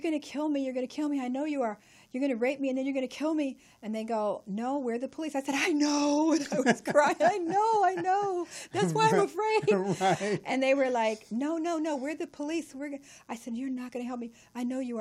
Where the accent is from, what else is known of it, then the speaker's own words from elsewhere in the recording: Los Angeles, California, United States; I grew up in South Central